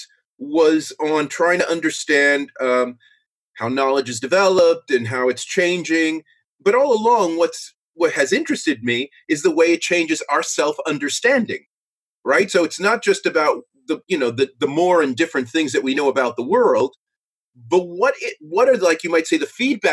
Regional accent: New York City, New York, United States; moved away as an adult; also born or lived in Cambridge, United Kingdom / Pittsburgh, United States; now in United Kingdom; I'm originally from New York City

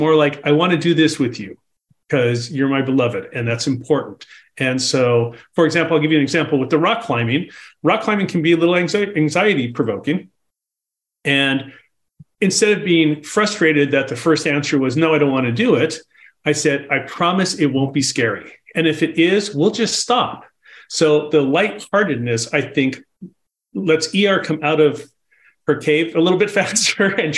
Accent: Los Angeles, California, United States; I was born and bred in Los Angeles

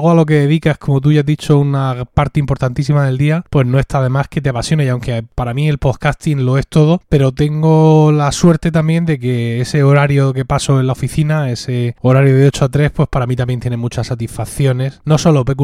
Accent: Murcia, Region of Murcia, Spain; Yo básicamente tengo 43 años, soy de Murcia y es aquí donde vivo y trabajo.

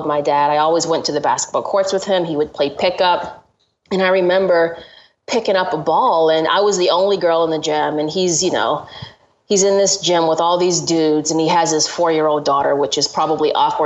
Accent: Georgia, United States; I grew up in Georgia

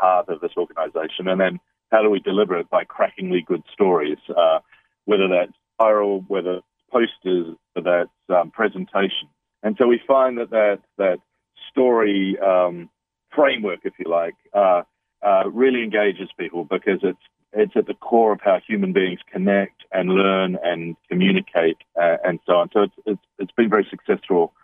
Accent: New Zealand; also born or lived in London, United Kingdom / Bali, Indonesia; now in United Kingdom; I'm a Kiwi. I'm a New Zealander, though I've lived in London in the United Kingdom. I'm currently living in Bali, finishing another book, but I live in the United Kingdom, really. And so I've been away from home for a long time, but every New Zealander grows up with the All Blacks

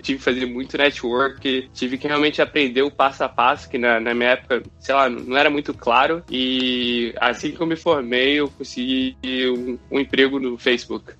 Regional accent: Rio de Janeiro, Brazil; moved away as an adult; now in San Francisco, United States; Eu sou do Rio, sou carioca e estudei também aqui no Rio

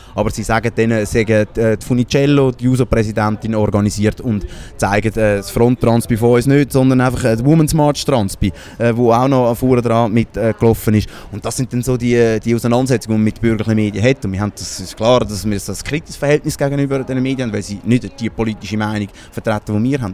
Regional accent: Baden, Aargau, Switzerland; ich bin ursprünglich aus Baden

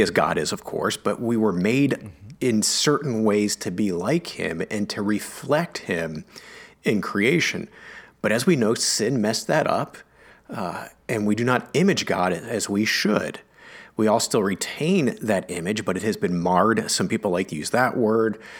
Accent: United States; I'm an American

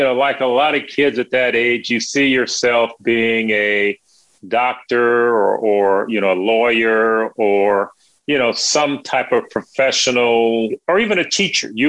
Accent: Gary, Indiana, United States; It was a a great place to grow up, a great place to maybe see the world as it should be. And also being in Indiana

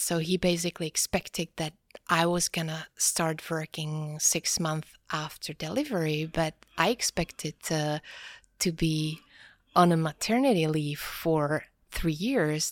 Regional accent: Prague, Czechia; also born or lived in Norway / Gothenburg, Sweden / United States; I was born and raised in Prague

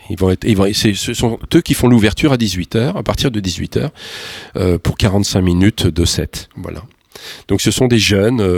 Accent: Beaune, Bourgogne-Franche-Comté, France; born there; Je suis né en Bourgogne, moi. Je suis né à Beaune

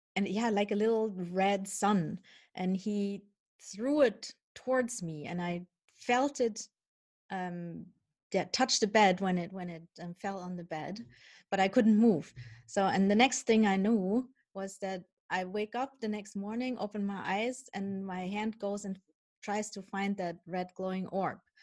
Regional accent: Germany; also born or lived in Colombia; I was born in Colombia. Um, my birth mother is of indigenous ancestry, so what U.S. people would call Native American in Canada, First um, Nations um, and my dad I don't know anything about. Um, because when I was one year old, my mom gave me up for adoption, and I was adopted by my parents who are from Holland, but I grew up in mm-hmm. Germany

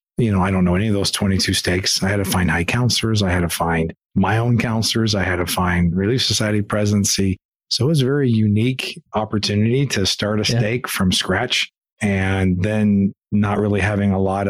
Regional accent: California, United States; now in Mountain Green, United States; I grew up in the Bay Area.

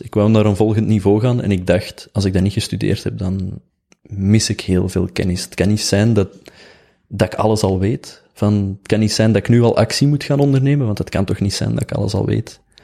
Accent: Oelegem, Flanders, Belgium; ik kom uit Oelichem.

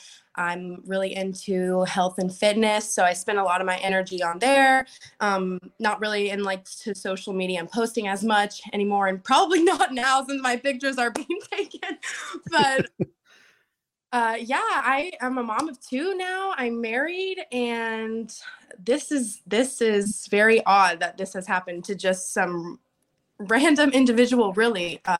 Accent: Port Charlotte, Florida, United States; That was in my hometown, Port Charlotte

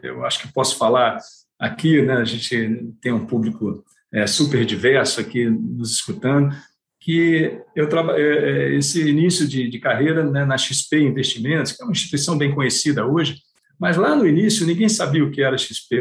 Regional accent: Rio de Janeiro, Brazil; accent: carioca; moved away as an adult; now in São Paulo, Brazil; apesar de eu estar 30, há 30 anos em São Paulo, o sotaque ainda não, não acharam a cura para o sotaque carioca.

